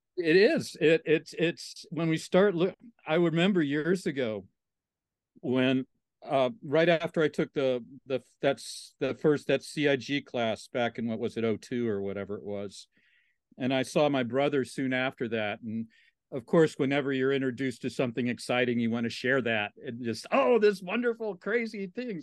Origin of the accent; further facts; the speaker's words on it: Southwest Virginia, United States; moved away as an adult; also born or lived in Texas; now in Austin, United States; I grew up in Southwest Virginia. in the, uh, on the Virginia Highlands area